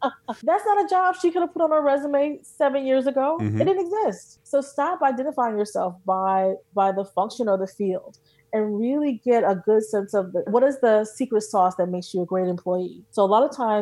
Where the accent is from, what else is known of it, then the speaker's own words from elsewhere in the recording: New Jersey, United States; I'm from Jersey